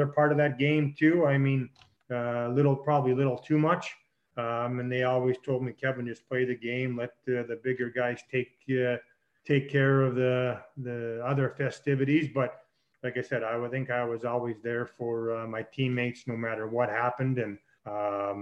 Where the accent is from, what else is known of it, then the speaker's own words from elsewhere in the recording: Saskatchewan, Canada; as a kid growing up in Saskatchewan